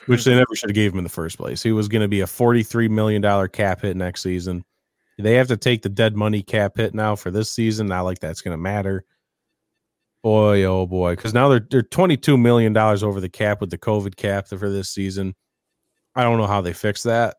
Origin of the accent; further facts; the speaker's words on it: Western New York, United States; I'm from Western New York